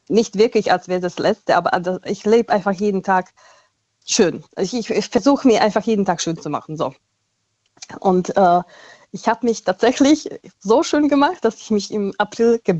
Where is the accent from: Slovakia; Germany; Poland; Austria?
Slovakia; German is a second language; ich komme ja aus der Slowakei und mein Ex war äh, aus Tschechien